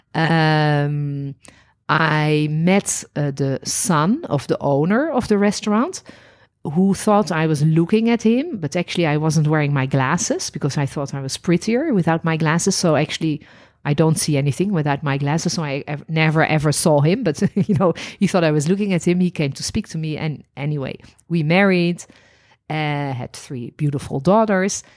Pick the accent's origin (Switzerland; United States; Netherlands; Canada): Netherlands; moved away as an adult; also born or lived in Paris, France; now in Israel; I was born in Holland